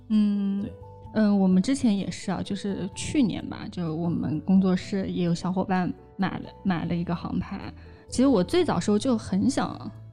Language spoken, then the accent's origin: Chinese; Hangzhou, Zhejiang, China; 我们从小在杭州